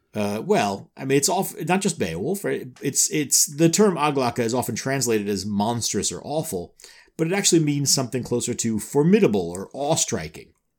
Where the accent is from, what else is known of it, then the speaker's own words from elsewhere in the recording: New York, United States; I grew up in New York